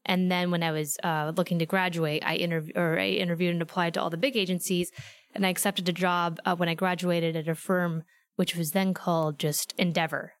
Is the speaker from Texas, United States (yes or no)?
no; Fairfield, Iowa, United States; moved away as an adult; also born or lived in Philadelphia, Pennsylvania; now in Los Angeles, United States; small town called Fairfield, Iowa